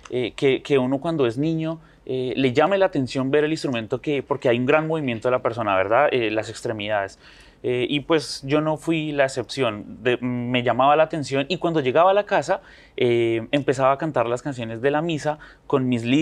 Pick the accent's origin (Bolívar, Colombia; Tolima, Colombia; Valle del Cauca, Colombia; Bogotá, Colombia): Bogotá, Colombia; yo nací en la ciudad